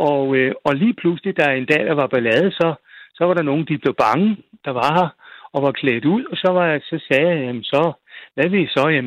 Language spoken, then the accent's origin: Danish; Frederiksberg, Capital Region of Denmark, Denmark; jeg kan ikke se grunden til, at jeg skal ændre mig, bare fordi jeg kommer fra Frederiksberg.